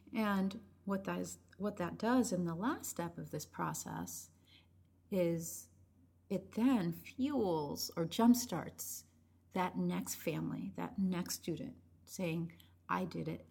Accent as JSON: {"language": "English", "town": "Chelsea", "region": "Massachusetts", "country": "United States", "tie": "born or raised there", "first_language": "Spanish", "second_language": "English", "said": "that's where I was born, I was born and raised there"}